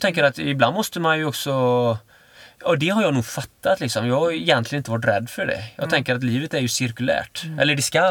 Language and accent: Swedish; Öckerö, Västra Götaland, Sweden; moved away; där jag är född, eh, på Öckerö, mm. liksom, det är liksom fiskare och sådär.